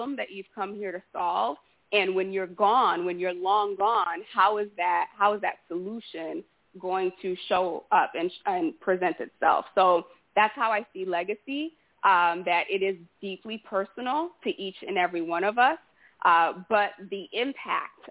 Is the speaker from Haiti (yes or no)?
yes; Haiti; moved away; I was born in Haiti